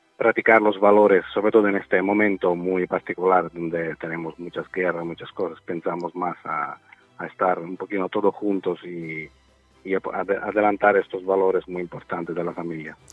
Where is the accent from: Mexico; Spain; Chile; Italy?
Italy; Sicily; Spanish is a second language; En mi país sobre todo al sur donde estamos nosotros